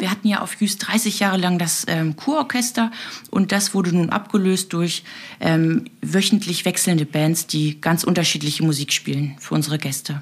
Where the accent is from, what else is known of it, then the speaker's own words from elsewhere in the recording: Berlin, Germany; now in Juist, Germany; ich komme aus Berlin-Neukölln